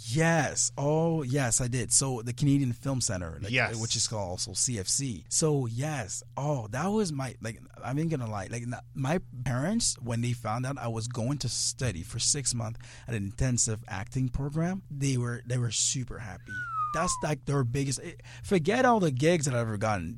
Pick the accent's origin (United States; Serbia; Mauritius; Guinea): Guinea; I'm from Guinea